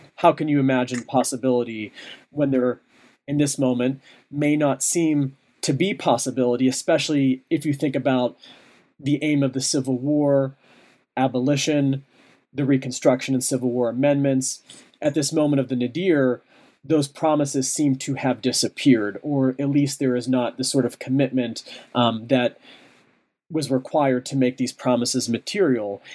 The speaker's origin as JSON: {"language": "English", "town": "Pittsburgh", "region": "Pennsylvania", "country": "United States", "tie": "born or raised there", "moved": "yes", "said": "Pittsburgh, my hometown"}